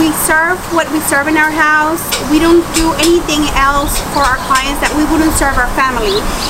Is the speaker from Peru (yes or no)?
no; Mexico City, Mexico; moved away as an adult; now in San Antonio, United States; We are coming from Mexico City.